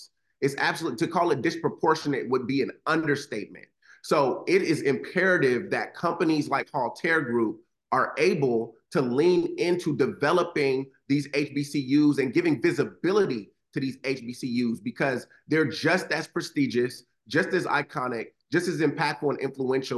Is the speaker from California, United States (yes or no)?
yes; Los Angeles, California, United States; grew up in Los Angeles